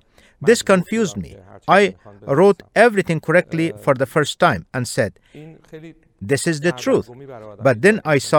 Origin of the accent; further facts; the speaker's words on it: Iran; born there; When I was born in Iran, my family, like every other Muslim family in Iran, was Muslim by inheritance